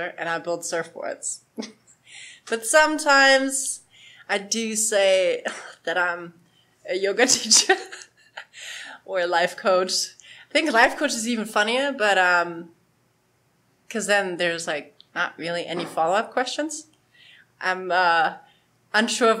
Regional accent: Germany; moved away as an adult; also born or lived in Poland; I'm German. Even crazier. I was born in Poland.

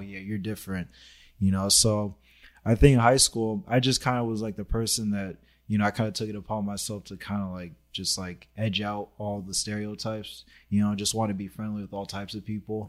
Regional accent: Los Angeles, California, United States; I grew up in Sherman Oaks, so it was like, my neighborhood was just predominantly, like, just white people.

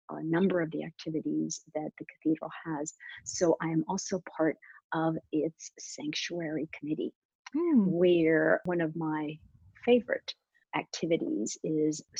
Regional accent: Washington, District of Columbia, United States; also born or lived in Bogota, Colombia; I am a Washingtonian of about 30 years already, but I have sort of two sides of my personality. I was born in Bogota, Colombia, mm-hmm. and came here when I was very young.

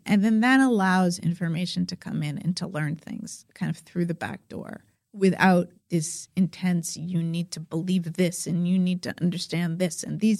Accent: Mexico; maybe I am going to be deported from Mexico, even though Mexico is my hometown, because he's dark skinned

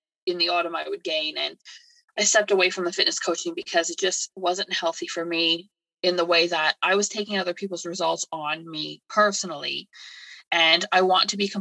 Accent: Canada; moved away as an adult; also born or lived in United Kingdom; now in England, United Kingdom; So I'm originally from Canada. I moved to the UK to be with my now husband.

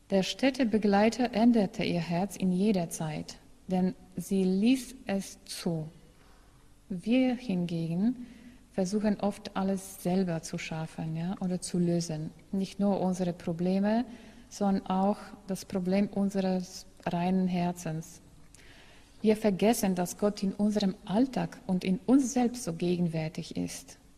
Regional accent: Poland; German is a second language; In meiner Heimat, also in Polen, sagt man ein solches Sprichwort.

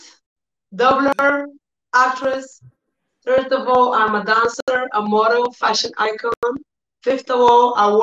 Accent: Bulgaria; I live in Bulgaria all life. My father is from Africa, Nigeria. Okay. My mom is Bulgarian

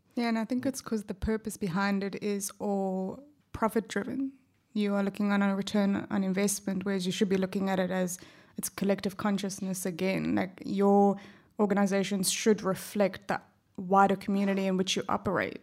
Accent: South Africa; accent: South African; also born or lived in Perth, Australia; now in Australia; my accent gives away that I'm originally from South Africa.

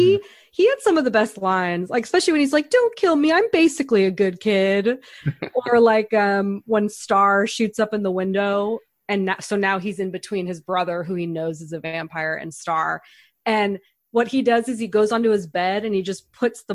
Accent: Northern California, United States; I am from Northern California

